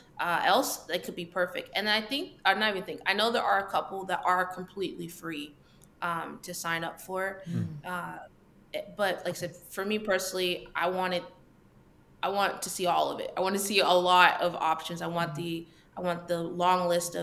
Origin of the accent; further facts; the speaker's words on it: Texas, United States; I'm from Texas